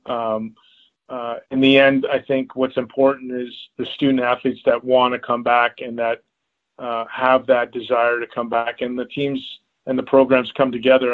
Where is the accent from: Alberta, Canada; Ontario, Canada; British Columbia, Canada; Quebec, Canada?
Ontario, Canada; Toronto; growing up in Toronto